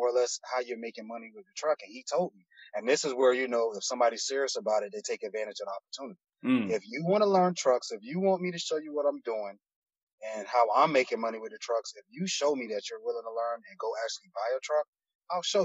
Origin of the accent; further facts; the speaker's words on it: Miami, Florida, United States; also born or lived in Broward County, Florida; I'm from Miami originally, born and raised in Miami. I moved up into Broward County around like elementary, middle school, but I'm back and forth from between Broward and Miami